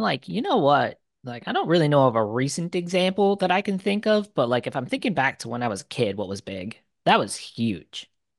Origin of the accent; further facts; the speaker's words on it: Detroit, Michigan, United States; Yes, I am from Minnesota, but originally I'm from Detroit. So I am Detroit everything